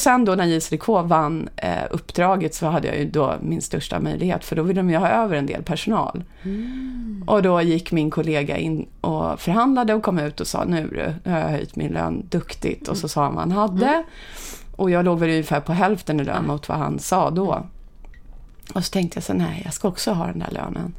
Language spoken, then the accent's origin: Swedish; Upplands Väsby, Stockholm County, Sweden; jag är uppvuxen i Upplands Väsby ja. där jag faktiskt bodde i samma hus från det jag föddes till jag blev 18 år ungefär